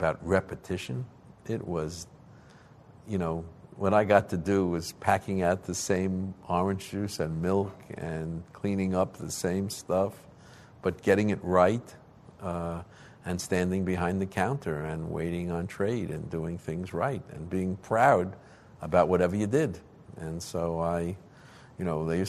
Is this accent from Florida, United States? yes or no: no; New York City, New York, United States; I lived in Manhattan and Chelsea. My dad and I used to go to games on Thursday nights